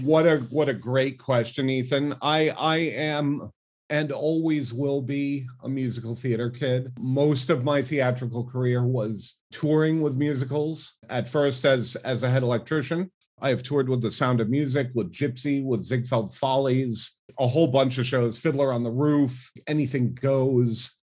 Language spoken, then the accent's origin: English; Rhode Island, United States; moved away as an adult; also born or lived in New York City / Las Vegas; now in Seattle, United States; I was born and grew up in Rhode Island, specifically in Cranston and Bristol, Rhode Island